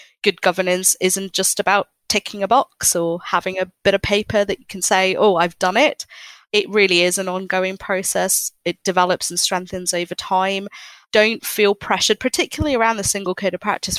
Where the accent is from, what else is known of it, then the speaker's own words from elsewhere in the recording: Hong Kong; I grew up in Hong Kong